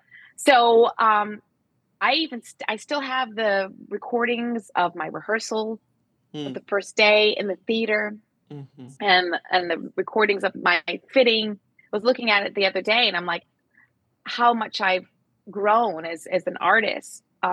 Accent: United States; moved away; also born or lived in Germany; I am American

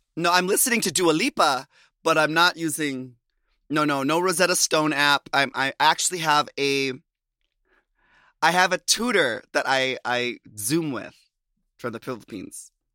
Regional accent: Minnesota, United States; moved away as an adult; I left Minnesota and came back

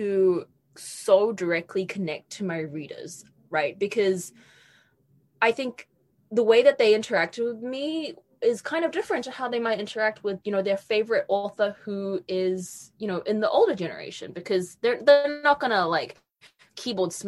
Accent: New Zealand; moved away as an adult; I grew up in New Zealand

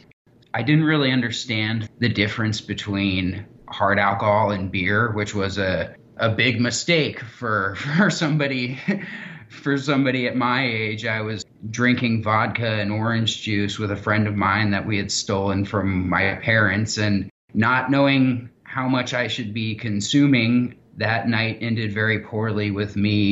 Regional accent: Kansas City, Missouri, United States; I'm from Kansas City, Missouri

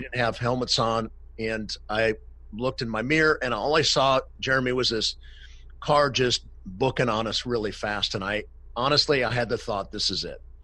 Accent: Cleveland, Ohio, United States; now in Los Angeles, United States; born and raised in Cleveland, Ohio.

